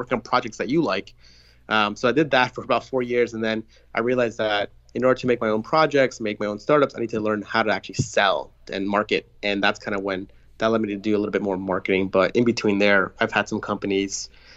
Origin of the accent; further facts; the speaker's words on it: New York, United States; I grew up in New York